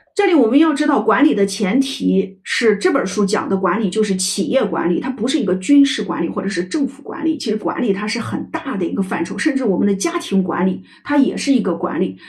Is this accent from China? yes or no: yes; China; 我们中国人喜欢搞一些家族文化